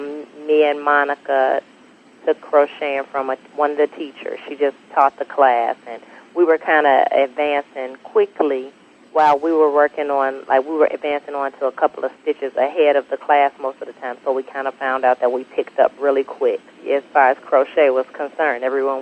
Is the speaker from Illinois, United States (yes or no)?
yes; Chicago, Illinois, United States; Born and raised in Chicago.